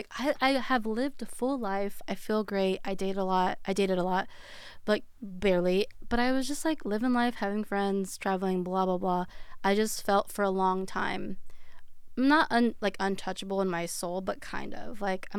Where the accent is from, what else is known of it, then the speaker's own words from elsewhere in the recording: California, United States; Orange County.